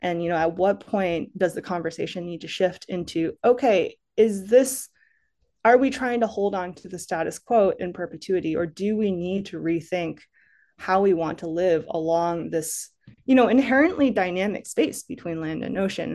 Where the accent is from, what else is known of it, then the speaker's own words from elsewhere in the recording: Massachusetts, United States; moved away as an adult; now in Los Angeles, United States; I didn't grow up in California. I grew up in Massachusetts, but coming to California, moving to L